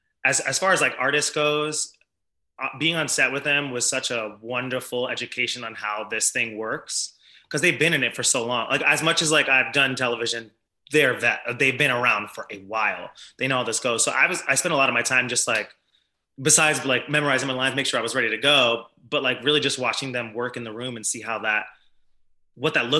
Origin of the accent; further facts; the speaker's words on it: New York, United States; I'm born and raised in New York